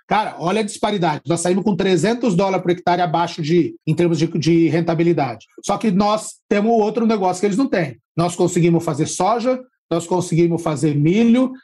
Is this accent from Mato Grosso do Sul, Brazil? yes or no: no; Barrinha, São Paulo, Brazil; now in Ribeirão Preto, Brazil; Hoje eu moro em Ribeirão Preto, mas eu sou de uma cidade é aqui, de Barrinha